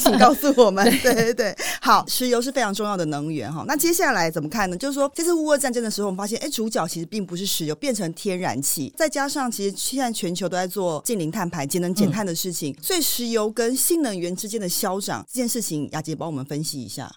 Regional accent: Taiwan; 我们台湾人

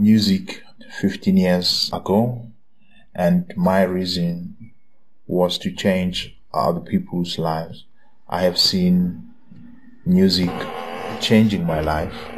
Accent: Eswatini; now in Lusaka, Zambia; I am from Swaziland. I'm currently based in Zambia, Lusaka.

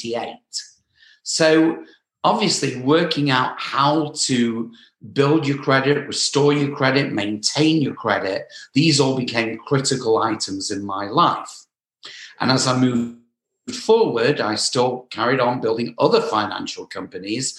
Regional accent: England, United Kingdom; moved away as an adult; also born or lived in Southern California; now in Los Angeles, United States; I'm from England

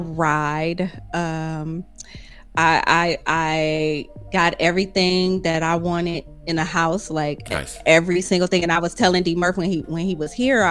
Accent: Toledo, Ohio, United States; moved away; I am from Toledo, Ohio. Flatlands

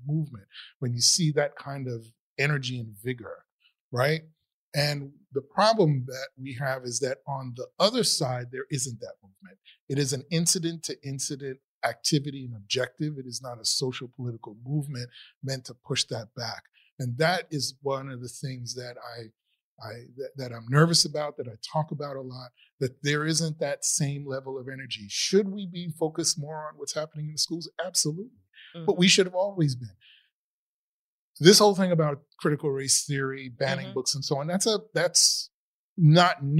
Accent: New York City, New York, United States; I grew up in the Bronx

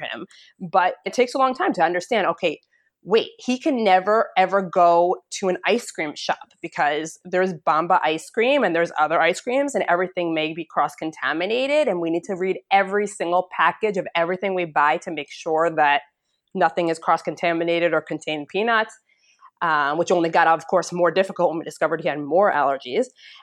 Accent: United States; moved away as an adult; now in Israel; I am American

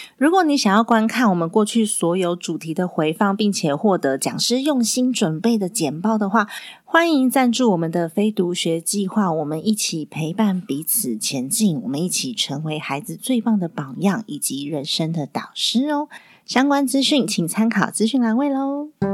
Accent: Taiwan; 是我们台湾人都应该要愉悦的

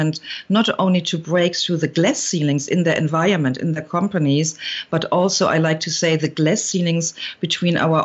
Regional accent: Germany; accent: German; now in California, United States; I've been raised with two parents back in Germany, you hear it from my accent

